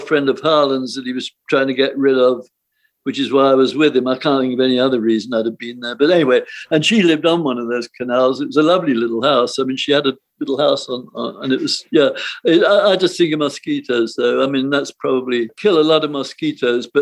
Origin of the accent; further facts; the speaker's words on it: United Kingdom; moved away as an adult; also born or lived in North Hollywood, Los Angeles; I was British